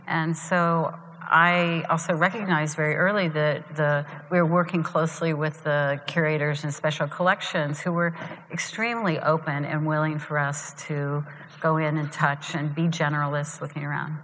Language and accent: English; Columbus, Ohio, United States; moved away as an adult; in Columbus, Ohio, even though when I was in high school I said, you know, I'm leaving